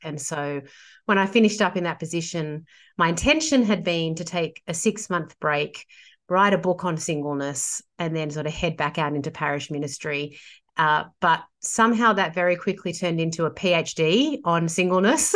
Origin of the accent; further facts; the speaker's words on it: Sydney, New South Wales, Australia; I'm a Sydney girl, born and bred.